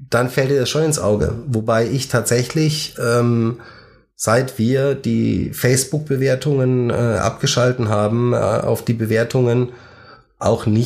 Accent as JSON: {"language": "German", "region": "Baden-Württemberg", "country": "Germany", "said": "Als Schwabe heißt es, es war echte Gutsesse."}